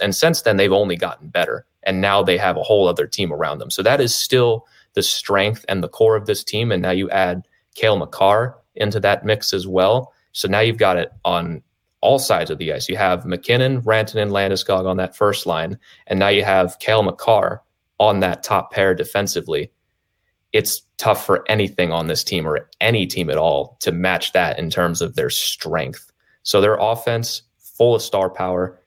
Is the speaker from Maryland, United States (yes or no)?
yes; Maryland, United States; I grew up in Maryland, so I grew up a Caps fan